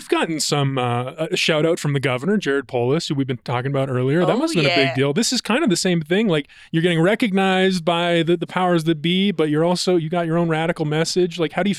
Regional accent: Columbus, Ohio, United States; now in Denver, United States; where I grew up in Columbus and as a kid

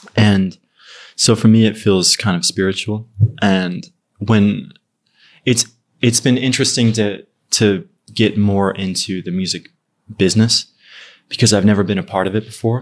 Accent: Ogden, Utah, United States; moved away as an adult; also born or lived in Far West, Utah; now in Los Angeles, United States; I'm from, um, it's called Ogden City. It's, like, a little north of Salt Lake

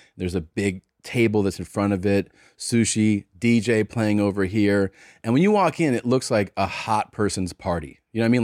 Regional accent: Cincinnati, Ohio, United States; they know I'm from Cincinnati

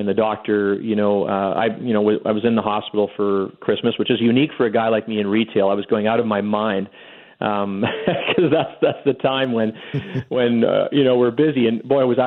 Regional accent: Winnipeg, Manitoba, Canada; moved away as an adult; now in Calgary, Canada; I'm from Winnipeg for sure. I'm one of those guys always crusading about how special my upbringing was. And I have to say, I learned everything in Winnipeg

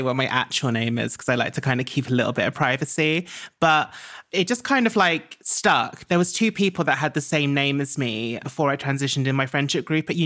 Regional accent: Essex, East of England, United Kingdom; I grew up in Essex.

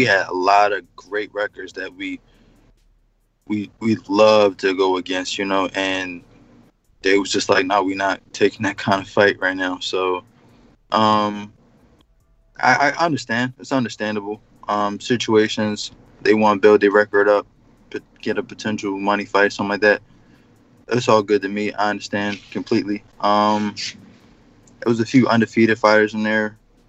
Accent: Philadelphia, Pennsylvania, United States; I'm from West.

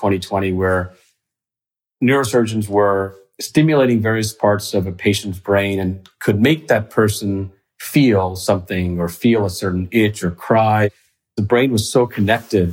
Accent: Fort Worth, Texas, United States; also born or lived in Dahod, Gujarat, India / Mississippi; I spent from kindergarten to the end of high school in Fort Worth, Texas

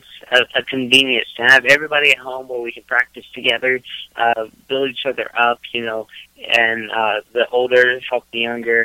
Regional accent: Texas, United States; now in Knoxville, United States; we grew up in Texas

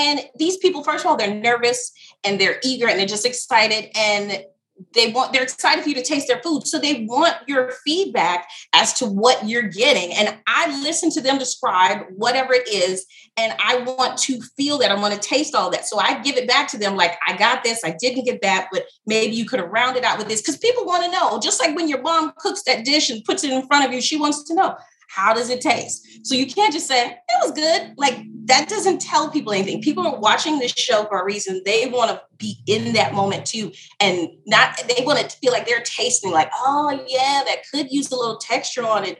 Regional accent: Alabama, United States; I'm born and raised in Alabama, but my family is Jamaican and Trinidad

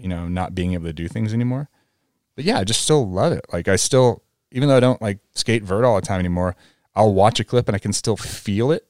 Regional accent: New England, United States; moved away; also born or lived in Vail; me growing up in New England

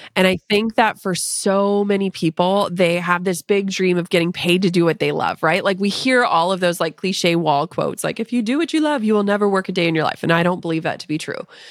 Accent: Minnesota, United States; I'm from Minnesota

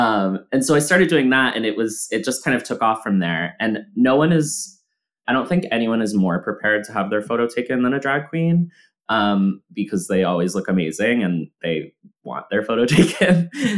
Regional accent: Massachusetts, United States; And we're talking about like, where did you grow up? Oh my God, Massachusetts, me too.

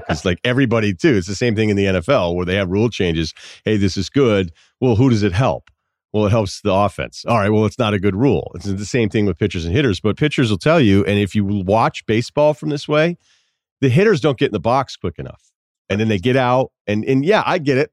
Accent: Massachusetts, United States; moved away; also born or lived in Vermont; I don't feel like I'm from Vermont, but Vermont will claim you. I'm, you know, I feel like I'm from Massachusetts

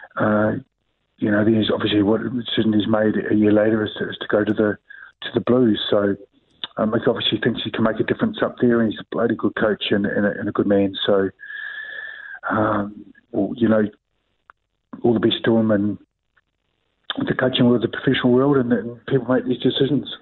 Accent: New Zealand; I'm a New Zealander

